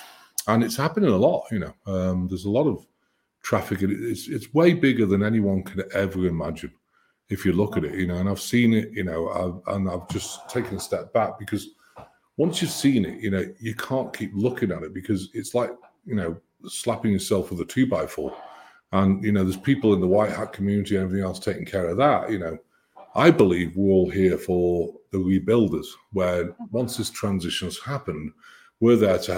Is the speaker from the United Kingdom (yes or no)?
yes; United Kingdom; And I'm British.